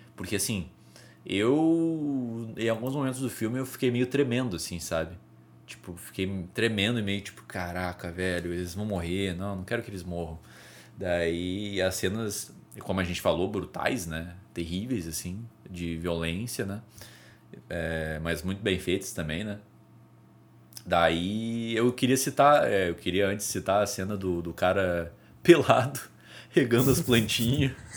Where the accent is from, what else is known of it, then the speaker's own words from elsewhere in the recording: Brazil; Eu sou brasileiro